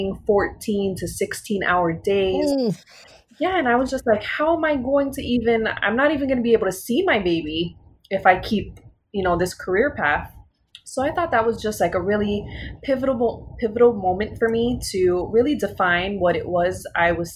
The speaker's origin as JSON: {"language": "English", "town": "Miami", "region": "Florida", "country": "United States", "tie": "born or raised there", "said": "growing up in Miami, most of my life"}